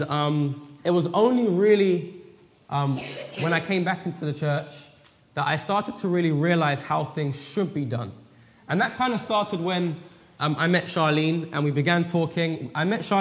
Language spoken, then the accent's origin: English; England, United Kingdom; now in Weimar, United States; We live at Weimar in California, but we're originally from England